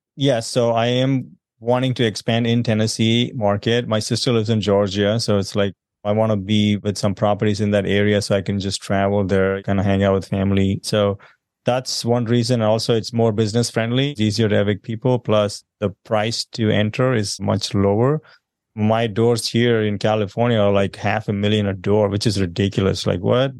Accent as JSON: {"language": "English", "region": "South India", "country": "India", "moved": "as an adult", "lives_now": "United States", "said": "I'm originally from South India. I moved here about sixteen years ago."}